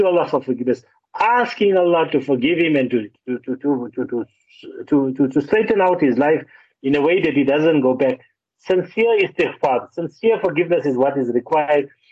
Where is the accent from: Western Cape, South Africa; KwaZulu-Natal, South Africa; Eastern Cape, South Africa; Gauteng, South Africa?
Gauteng, South Africa; Johannesburg; I'm from Joburg. We speak Afrikaans as a second language